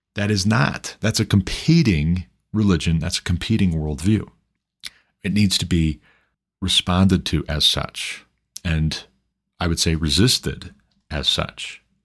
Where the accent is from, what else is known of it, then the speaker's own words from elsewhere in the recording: Montana, United States; Montana, my home state